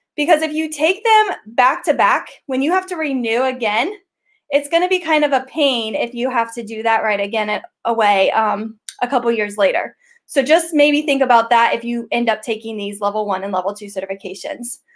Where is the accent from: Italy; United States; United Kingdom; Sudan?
United States; Ohio; I am from Ohio. I am the GEG co leader with Eric Kurtz for Ohio